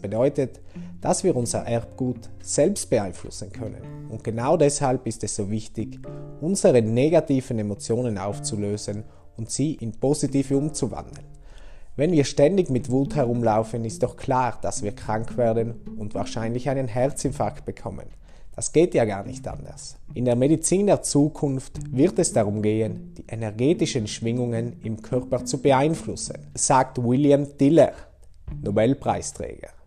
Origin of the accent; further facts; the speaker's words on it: St. Lorenzen, Trentino-Alto Adige, Italy; also born or lived in Brixen; now in Bruneck, Italy; Ich bin am 21.01.92 in Brixen geboren. Aufgewachsen bin ich in St. Lorenzen. Momentan wohne ich in Bruneck